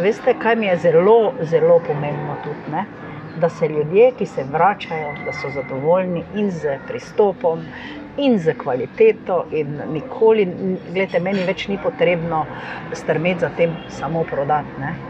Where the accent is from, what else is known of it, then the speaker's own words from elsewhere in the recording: Ormož, Slovenia; moved away as an adult; now in Maribor, Slovenia; prihajam iz Ormoža, oziroma iz okolice Ormoža.